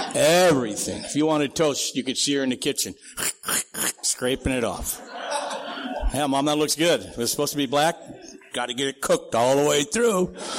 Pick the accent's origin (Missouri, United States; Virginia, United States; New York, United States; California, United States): California, United States; Santee; also born or lived in Sioux City, Iowa / Minnesota; I grew up out in East County